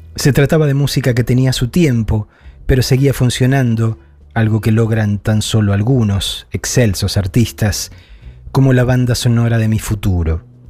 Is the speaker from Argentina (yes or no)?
yes; Argentina; moved away; Llevo dos años lejos de la Argentina